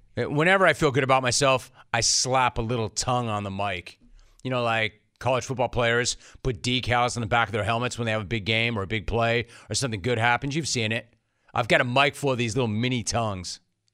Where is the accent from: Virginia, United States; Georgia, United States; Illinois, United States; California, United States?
California, United States; Los Angeles; I'm a California native. I grew up in Los Angeles.